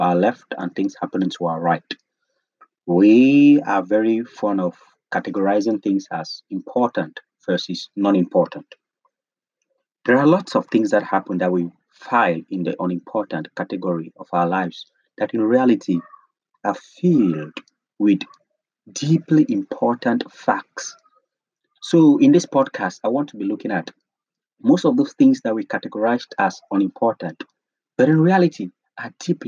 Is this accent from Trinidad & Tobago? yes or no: no; Cameroon; from Cameroon, Africa, a very young guy in his 20s